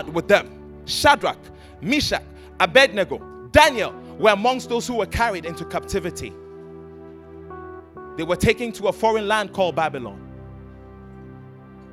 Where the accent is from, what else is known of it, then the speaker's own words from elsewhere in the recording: Ghana; Ghana, we're a British colony.